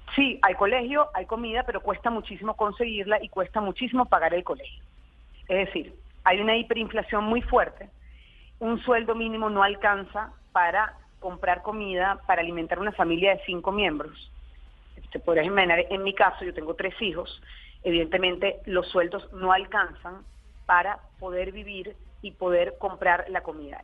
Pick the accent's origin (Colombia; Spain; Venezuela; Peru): Venezuela; nosotros como venezolanos